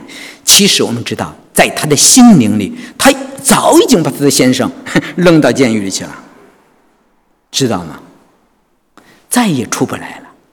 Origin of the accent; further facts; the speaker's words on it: China; moved away as an adult; now in Sydney, Australia; 我觉得我们中国人迷信